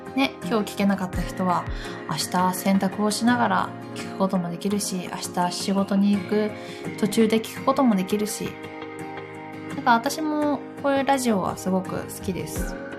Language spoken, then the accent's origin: Japanese; Gifu, Japan; 岐阜の出身なんですけど